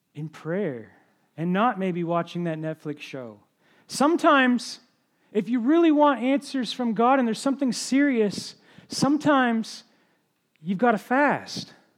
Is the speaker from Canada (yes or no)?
yes; Ontario, Canada; moved away as an adult; also born or lived in New Brunswick; I'm from Ontario originally